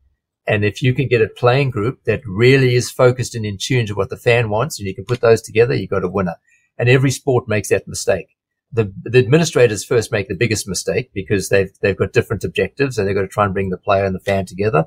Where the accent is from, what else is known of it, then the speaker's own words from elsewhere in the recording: just north of Durban, KwaZulu-Natal, South Africa; moved away as an adult; now in Australia; I grew up I was born on the east coast of South Africa in a town called just north of Durban. And I spent my schooling years in South Africa